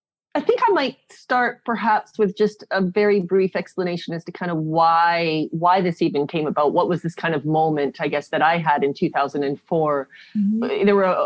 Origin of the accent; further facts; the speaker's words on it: South Africa; born there; I was born in South Africa. A whole lot of my family live in South Africa.